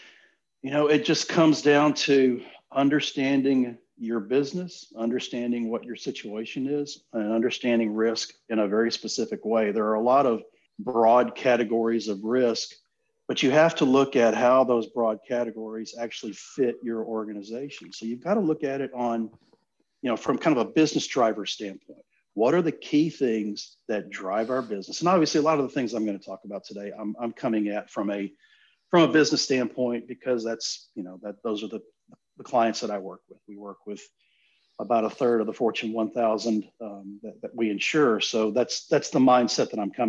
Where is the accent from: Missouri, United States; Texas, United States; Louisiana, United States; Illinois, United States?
Texas, United States; Gulf Coast, Southeast; I grew up in Southeast Texas on the Gulf Coast, and my family's lived down there for close to 40 years